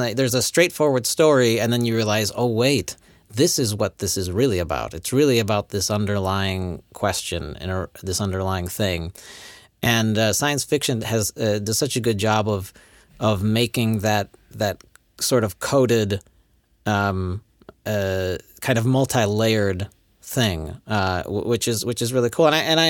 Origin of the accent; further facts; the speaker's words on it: Poland; English is a second language; I am from the Poland. I don't understand these books. Anyway, this English is difficult.